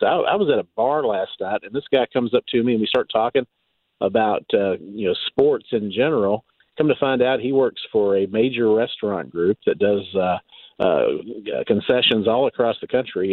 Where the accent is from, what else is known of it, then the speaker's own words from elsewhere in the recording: Eastern Kentucky, United States; also born or lived in Lexington, Kentucky / Louisville, Kentucky; I grew up in Eastern Kentucky, but you know, I lived in Lexington for many years. Actually, lived in Louisville for a while